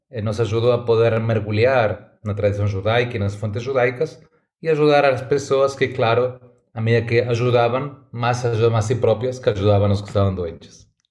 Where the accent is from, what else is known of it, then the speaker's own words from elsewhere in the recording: Argentina; Portuguese is a second language; moved away as an adult; now in São Paulo, Brazil; Nasci na Argentina, hum, meu sotaque já fala mais alto do que eu